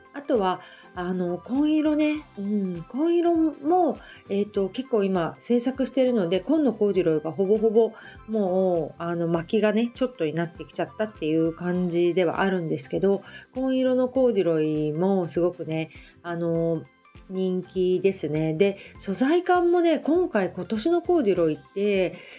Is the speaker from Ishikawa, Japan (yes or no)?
no; Hamamatsu, Shizuoka, Japan; also born or lived in Kita-Kamakura; now in Kamakura, Japan; 私のねあの出身の、えーと、遠州浜松はあの織屋さんが結構あるんですよね